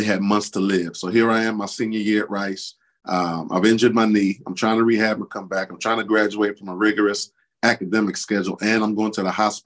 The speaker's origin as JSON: {"language": "English", "town": "Houston", "region": "Texas", "country": "United States", "tie": "born or raised there", "also_born_or_lived": "St. Croix, U.S. Virgin Islands", "said": "I was born in St. Croix, again, you know, U.S. Virgin Islands, and at a real young age, my father brought my four sisters, my brother, my mother, and a chihuahua named Brownie, and we came to the southeast side of Houston, Texas"}